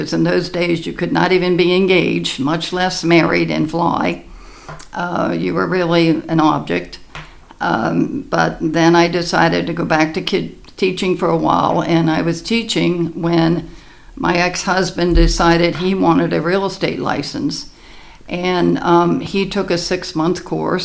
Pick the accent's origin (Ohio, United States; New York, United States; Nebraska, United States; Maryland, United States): Maryland, United States; Baltimore; I grew up in Balmer